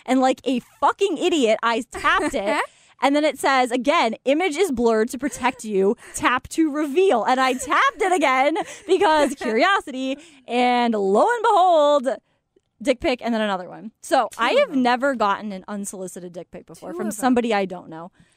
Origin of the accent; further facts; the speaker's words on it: Killingworth, Connecticut, United States; my hometown, Killingworth, Connecticut